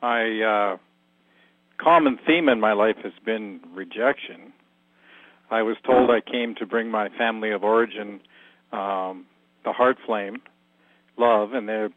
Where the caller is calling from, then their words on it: Alberta, Canada; From Southern Alberta, Canada.